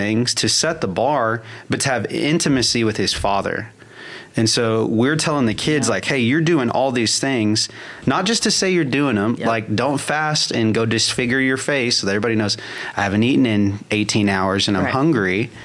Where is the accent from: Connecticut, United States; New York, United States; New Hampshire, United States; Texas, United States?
Texas, United States; La Porte; I used to be a skate park kid growing up in La Porte